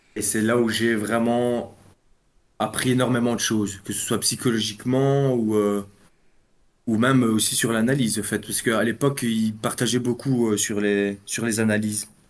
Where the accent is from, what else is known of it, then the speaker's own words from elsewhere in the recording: Belgium; Je suis de Belgique, moi